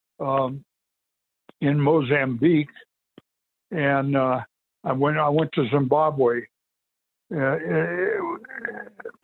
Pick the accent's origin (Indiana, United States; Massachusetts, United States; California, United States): California, United States; Los Angeles; moved away as an adult; now in Washington, Utah, United States; Born and raised in California and downtown Los Angeles, Queenie James Hospital, and spent my whole business life there and my family life there. And then 5 years ago, moved into Utah